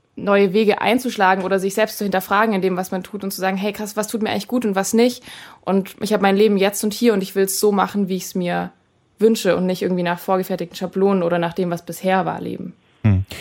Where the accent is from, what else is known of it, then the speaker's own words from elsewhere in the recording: Friedrichshafen, Baden-Württemberg, Germany; Friedrichshafen gespielt, in meiner Heimat quasi fast da ganz unten